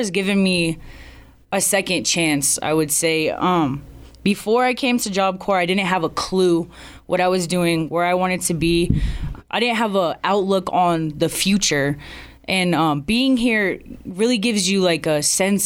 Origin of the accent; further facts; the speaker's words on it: Colorado Springs, Colorado, United States; moved away as an adult; now in Riverton, United States; I'm from Colorado Springs, Colorado